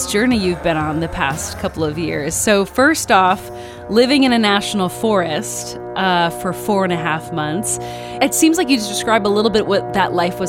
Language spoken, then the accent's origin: English; Michigan, United States; I'm …. My favorite artist from my home state of Michigan